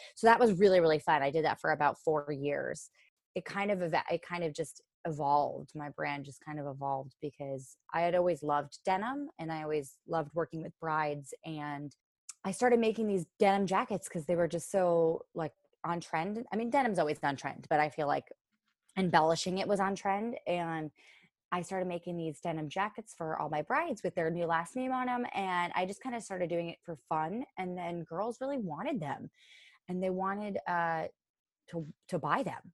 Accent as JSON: {"language": "English", "town": "Orange", "region": "Connecticut", "country": "United States", "tie": "born or raised there", "said": "I grew up in Orange, Connecticut"}